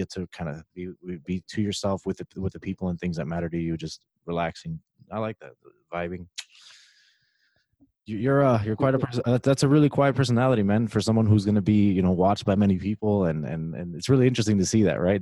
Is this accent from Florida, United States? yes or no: yes; Miami, Florida, United States; I'm from Miami, Florida. My background is Spaniard and Cuban.